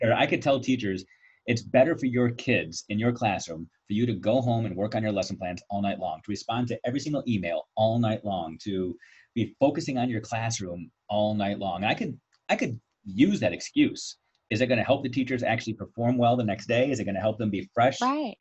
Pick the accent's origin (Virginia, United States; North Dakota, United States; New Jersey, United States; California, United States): Virginia, United States; Virginia Beach; moved away; I actually spent some time growing up in Virginia Beach